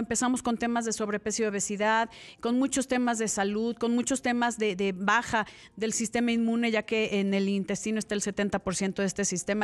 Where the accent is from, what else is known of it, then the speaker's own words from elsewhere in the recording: Mexico; lo que siempre hemos consumido como mexicanos y lo que nos cae bien como mexicanos